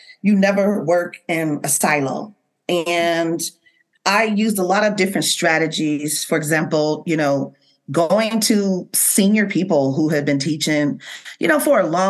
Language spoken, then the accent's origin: English; Seattle, Washington, United States; born and raised in Seattle, Washington